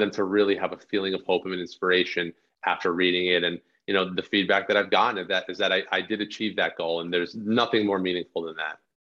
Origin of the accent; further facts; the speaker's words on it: northern New Jersey, United States; my hometown in northern New Jersey